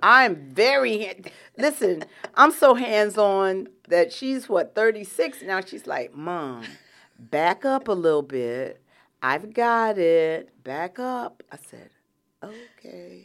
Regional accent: Atlanta, Georgia, United States; I grew up in Atlanta, Georgia, and that is real Atlanta

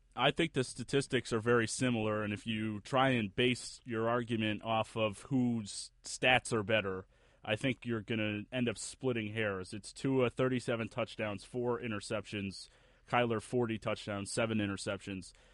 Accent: Buffalo, New York, United States; my hometown university at Buffalo Bulls

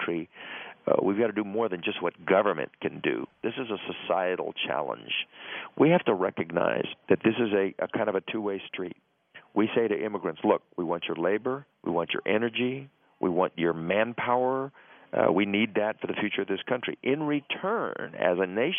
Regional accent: San Antonio, Texas, United States; We grew up in San Antonio in a setting that I have called Norman Rockwell-esque, except all the faces were brown

